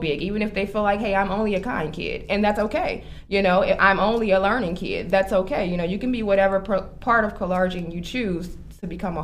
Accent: Chicago, Illinois, United States; moved away as an adult; now in Aurora, United States; I am originally from Chicago. Okay. I'm born and raised, and I have been in Aurora for 7 years now

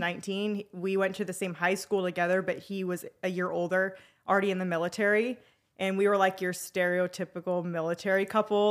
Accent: Arizona, United States; I'm been born and raised in Arizona

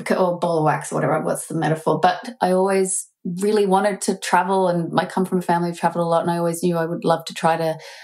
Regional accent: Australia; being Australian

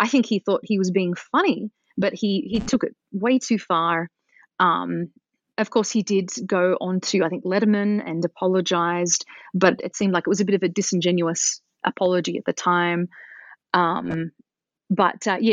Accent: Australia; moved away; growing up in Australia

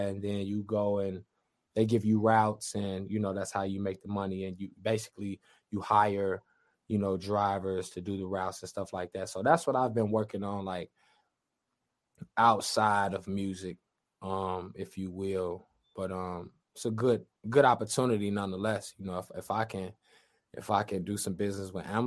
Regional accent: Chicago, Illinois, United States; we're from Chicago

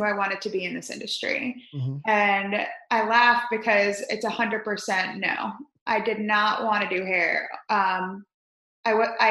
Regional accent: Spring Hill, Florida, United States; also born or lived in New York / Chicago; now in Tampa, United States; we moved to Spring Hill, Florida, which not many people have heard

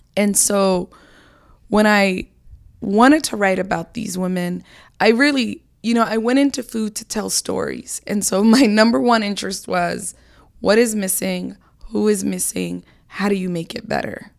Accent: Seattle, Washington, United States; moved away as an adult; also born or lived in Somalia; now in Brooklyn, United States; growing up in Seattle

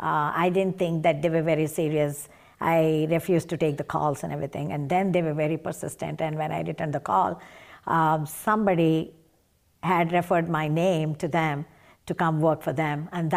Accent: Chennai, Tamil Nadu, India; moved away as an adult; now in United States; Yes. I was raised in Chennai and I went to schools and colleges in Chennai.

